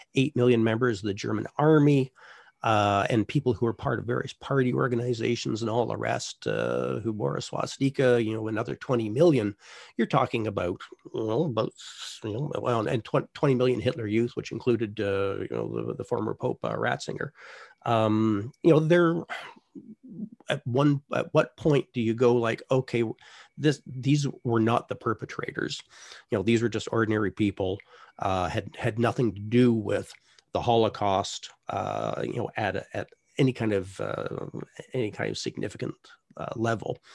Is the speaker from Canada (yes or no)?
yes; Canada